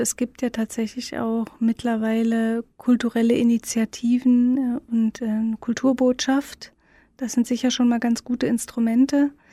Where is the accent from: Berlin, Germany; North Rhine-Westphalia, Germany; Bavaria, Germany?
Berlin, Germany; Ich bin ja in Ostberlin aufgewachsen